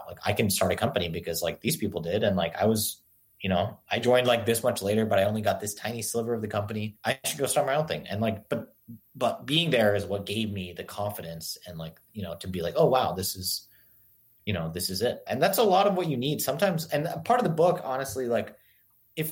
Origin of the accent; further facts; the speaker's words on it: Singapore; now in United States; I grew up in Singapore and I moved to the US